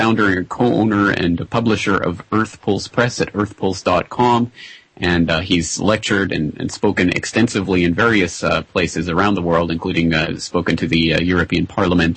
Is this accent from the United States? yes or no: no; Canada; as a Canadian